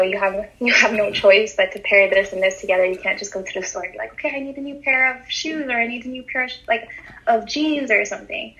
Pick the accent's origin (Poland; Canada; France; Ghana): Canada; Montreal, Quebec; I'm from Montreal in Canada, born and raised.